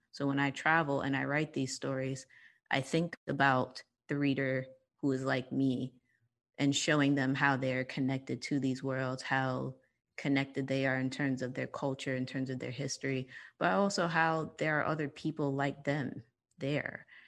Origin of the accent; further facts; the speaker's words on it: New York, United States; I am born and raised in New York. Um, I was raised in Harlem.